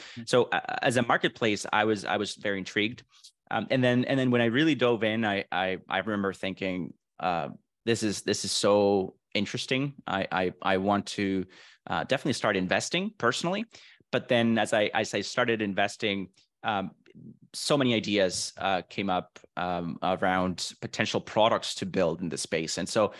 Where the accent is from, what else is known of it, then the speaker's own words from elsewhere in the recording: Venezuela; also born or lived in Vancouver, Canada; now in Miami, United States; So I was born and raised in Venezuela, moved to Vancouver, Canada in 2009. I spent the last 14 years almost in Vancouver. And then I recently moved to Miami, Florida in November of 2022, last year.